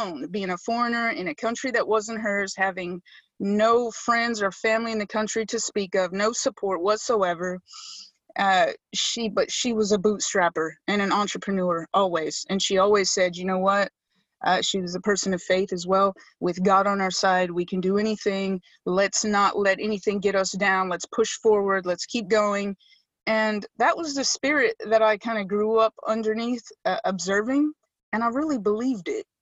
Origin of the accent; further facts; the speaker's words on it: United States; now in United Kingdom; in America, I'm an American